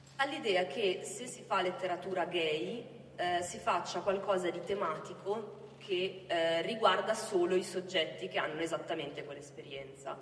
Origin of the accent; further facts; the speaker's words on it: Milan, Lombardy, Italy; moved away as an adult; also born or lived in Oxford / Berlin; dal mio accento, io non sono del sud, sono milanese, nascita, ho vissuto all'estero